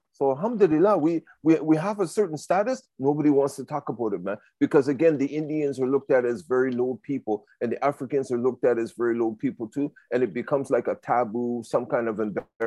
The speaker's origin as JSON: {"language": "English", "town": "Toronto", "region": "Ontario", "country": "Canada", "tie": "born or raised there", "said": "Downtown Toronto, it is one of the worst places. I grew up in Regent Park"}